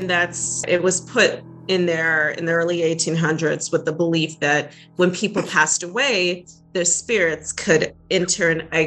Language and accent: English; New England, United States; moved away; I grew up in New England